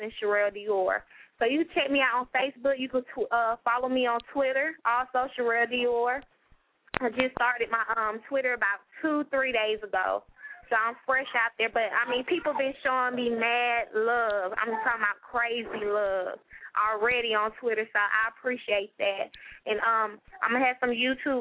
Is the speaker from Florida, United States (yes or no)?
no; Los Angeles, California, United States; now in Georgia, United States; I'm originally from Los Angeles, California, but I reside in Georgia for over, I say, 10 years.